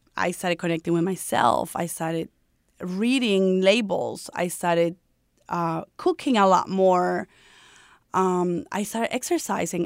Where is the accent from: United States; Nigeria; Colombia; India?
Colombia; English is a second language; moved away as an adult; when I came here from Colombia, I came here when I was 18 years old